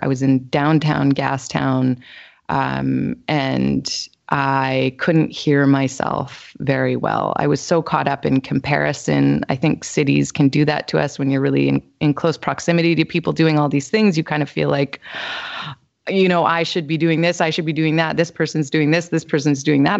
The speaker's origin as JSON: {"language": "English", "town": "Winnipeg", "region": "Manitoba", "country": "Canada", "moved": "as an adult", "lives_now": "British Columbia, Canada", "said": "I'm originally from Winnipeg, Manitoba, actually, and so I went to school there"}